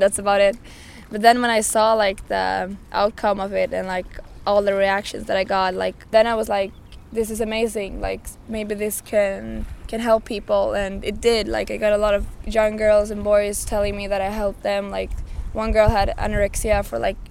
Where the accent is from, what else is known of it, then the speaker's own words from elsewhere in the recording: Arvika, Värmland, Sweden; moved away as an adult; now in Stockholm, Sweden; I was scouted as a model when I was about 15 years old back in my hometown, Arvika